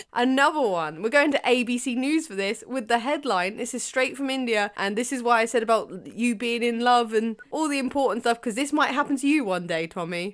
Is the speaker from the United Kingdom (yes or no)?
yes; United Kingdom; as a Brit